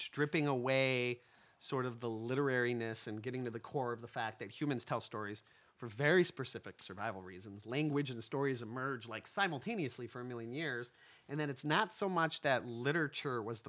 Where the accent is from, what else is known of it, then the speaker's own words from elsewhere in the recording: Chicago, Illinois, United States; I grew up in Old Irving Park and then Rosales suburb of Chicago